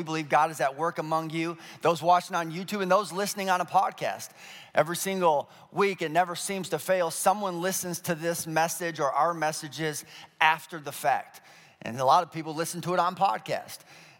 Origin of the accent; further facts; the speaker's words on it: Colorado, United States; I grew up in Colorado for a stint, and the Colorado State dinosaur is the Stegosaurus.